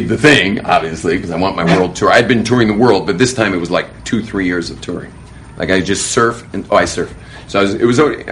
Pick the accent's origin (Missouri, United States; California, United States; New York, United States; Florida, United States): California, United States; Los Angeles; as a kid growing up in Hollywood.